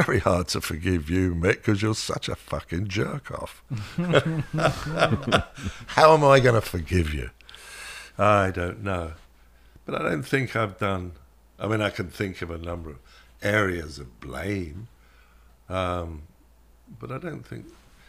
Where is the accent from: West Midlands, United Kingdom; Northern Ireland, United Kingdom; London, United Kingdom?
London, United Kingdom; Shepherd's Bush; Well, I did grow up just up from the Shepherd's Bush roundabout. That was the first 7 years of my life.